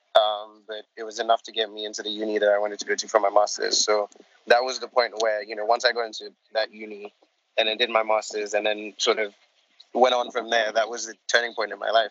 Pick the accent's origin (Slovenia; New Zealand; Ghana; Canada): Ghana; also born or lived in Gambia; I'm from the smallest country on the African continent uh, called Gambia. It's the, the Gambia. And um, I am also sort of, I grew up in Ghana for a large period of my life. So Ghana is sort of my second home, and that's where I live at the moment